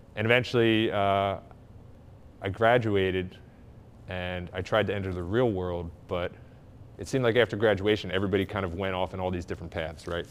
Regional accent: Glenside, Pennsylvania, United States; I grew up in Glenside

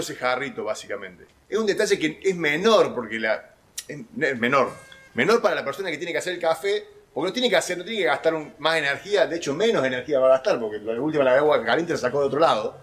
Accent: Córdoba, Argentina; en la ciudad de Córdoba, mi ciudad natal

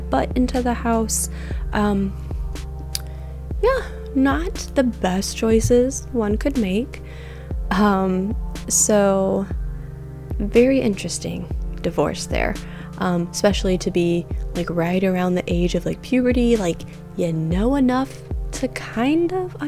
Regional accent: Michigan, United States; I grew up in Michigan.

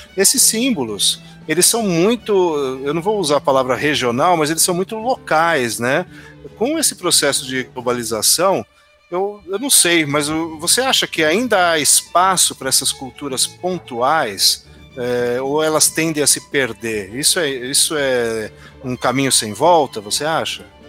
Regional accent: interior of São Paulo, Brazil; Eu sou do interior de São Paulo

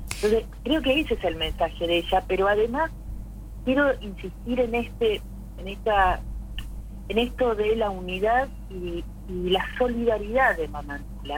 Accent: Argentina; nosotros como argentinos

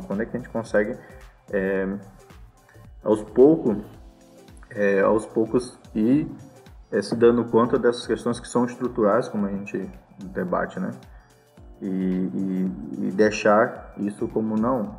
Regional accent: Maranhão, Brazil; eu também sou dessa região, sou maranhense

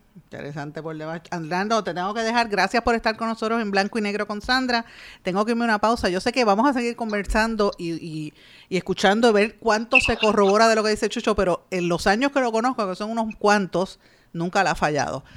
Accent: Guaynabo, Puerto Rico; yo soy de Guainabo, en mi pueblo de Guainabo

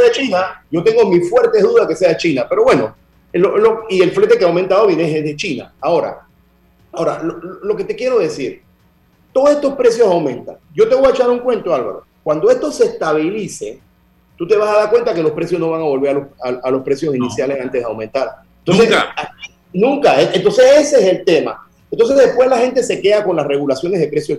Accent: Panama

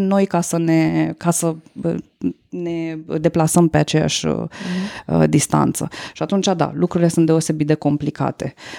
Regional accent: Romania; noi, ca români

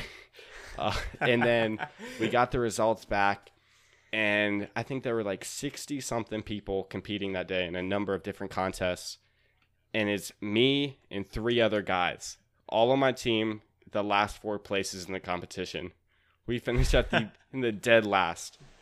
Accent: Raleigh, North Carolina, United States; I'm from Raleigh, North Carolina.

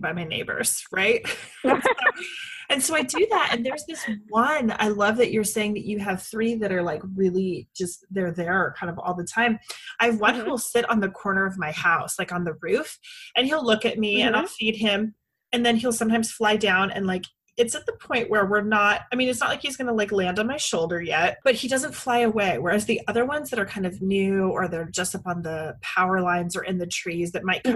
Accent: Lake Forest Park, Washington, United States; That's where I grew up. I grew up in Lake Forest Park

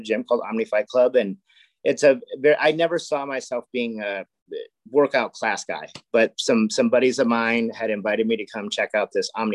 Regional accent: Castro Valley, California, United States; now in Livermore, United States; I grew up in Cache Valley, which is kind of in between San Francisco and Livermore.

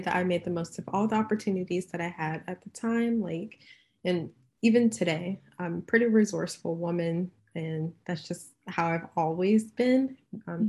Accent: Cincinnati, Ohio, United States; moved away as an adult; also born or lived in Chicago; now in California, United States; I was born and raised in Cincinnati, Ohio

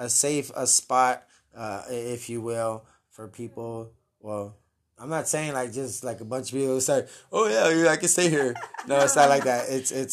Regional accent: Helotes, Texas, United States; Helotes. Yes, hi, welcome. I'm from Helotes. No, but Helotes is cool, though. Shout out to anybody from Helotes.

